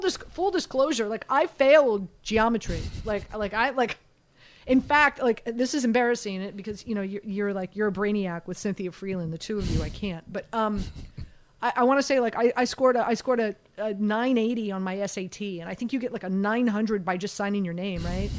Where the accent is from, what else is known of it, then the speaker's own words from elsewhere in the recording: Miami, Florida, United States; growing up in Miami, my family we always had boats